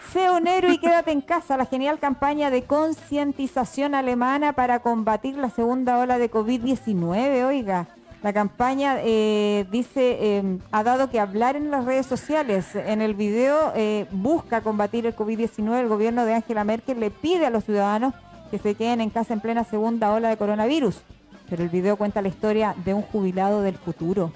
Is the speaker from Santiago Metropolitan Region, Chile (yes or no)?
no; Constitución, Maule, Chile; nosotros somos de acá de Constitución y y medimos todo con el viento